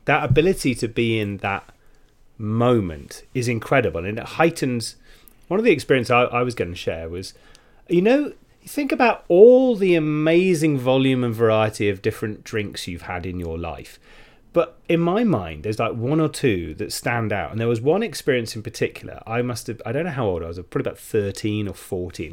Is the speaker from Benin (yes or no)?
no; United Kingdom; we're British